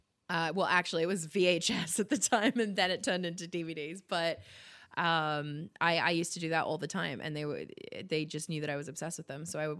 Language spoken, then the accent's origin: English; Sydney, New South Wales, Australia; Yeah, I grew up in Sydney, the Northern Beaches.